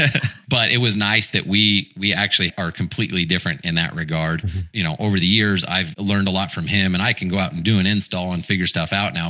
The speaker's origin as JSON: {"language": "English", "region": "Utah", "country": "United States", "tie": "born or raised there", "said": "I grew up in Utah"}